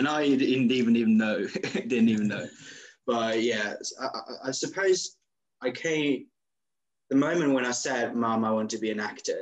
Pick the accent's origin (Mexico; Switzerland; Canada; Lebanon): Switzerland; moved away as an adult; now in London, United Kingdom; I'm an actor from Switzerland. I live in London.